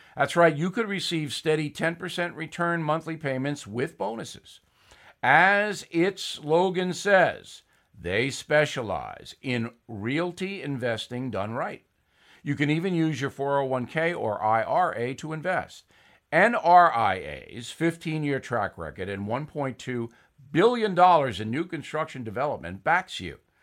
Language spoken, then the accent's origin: English; United States; I'm an American